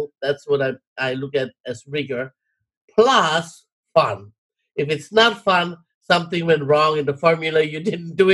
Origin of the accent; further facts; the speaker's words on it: Hawaii, United States; I am Hawaiian and my responsibility is to help my people.